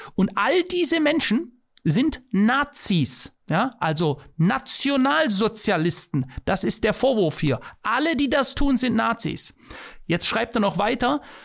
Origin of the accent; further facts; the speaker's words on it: Germany; ich bin Deutscher